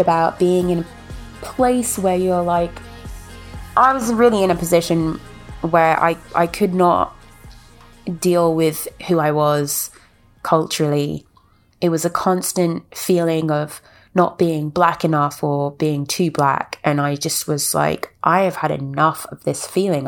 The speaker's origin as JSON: {"language": "English", "country": "United Kingdom", "moved": "as an adult", "lives_now": "United States", "said": "as a black woman that grew up in a white town, as a British woman living in America"}